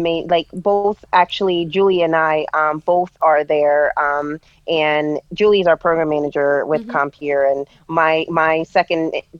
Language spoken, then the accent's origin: English; Jamaica; also born or lived in New York / Florida / New Jersey; now in Pennsylvania, United States; Yes, I moved to from Jamaica in 2001. I lived in New York for a while, and I've lived in Florida, and then moved back to New York, and then to New Jersey. In 2009 is where I made my way to Pennsylvania.